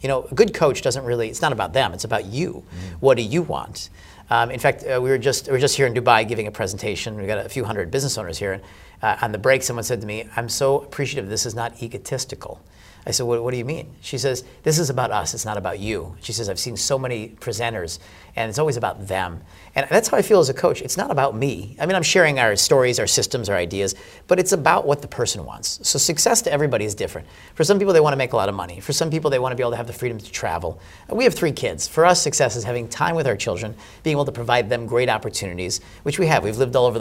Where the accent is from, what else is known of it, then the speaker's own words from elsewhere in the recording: United States; I'm American